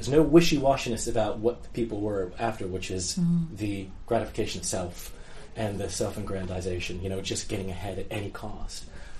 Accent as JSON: {"language": "English", "country": "United States", "said": "as an American"}